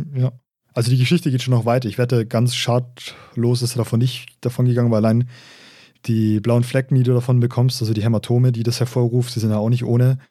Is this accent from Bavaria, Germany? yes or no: yes; Regensburg, Bavaria, Germany; accent: Regensburgerisch; regensburgerisch eigentlich. Mhm. Ja, wir, reden, wir reden ja kein Oberpfälzerisch, wir haben nur Einflüsse von da, wir sind Regensburger